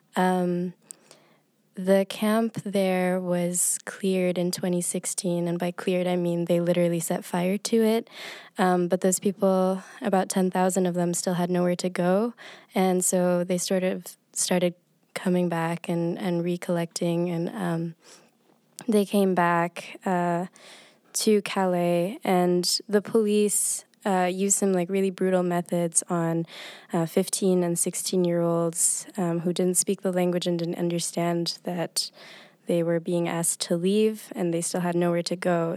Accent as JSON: {"language": "English", "country": "United Arab Emirates", "tie": "born or raised there", "moved": "yes", "said": "I grew up in the United Arab Emirates"}